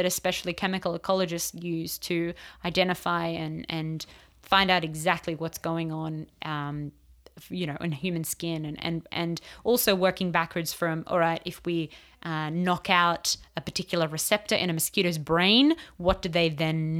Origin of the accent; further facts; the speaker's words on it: United States; But I'm from America would fly.